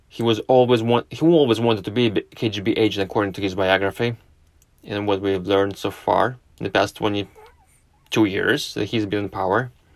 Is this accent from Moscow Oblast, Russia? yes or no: yes; not far from Moscow, Moscow Oblast, Russia; moved away; I was born in Russia. I spent my formative years in Russia, not far from Moscow